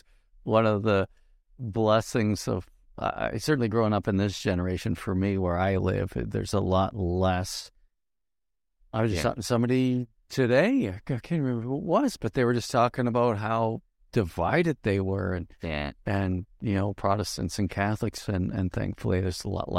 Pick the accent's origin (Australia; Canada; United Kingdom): Canada; Nova Scotia; I'm from Nova Scotia.